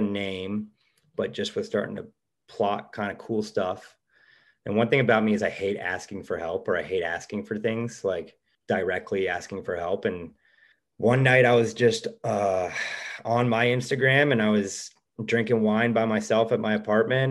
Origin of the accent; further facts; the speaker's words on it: Cleveland, Ohio, United States; moved away as an adult; now in Los Angeles, United States; we're from Cleveland, Ohio.